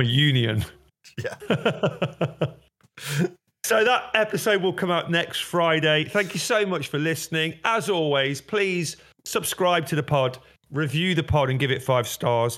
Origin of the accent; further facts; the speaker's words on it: Derby, East Midlands, United Kingdom; moved away; I'm originally from Derby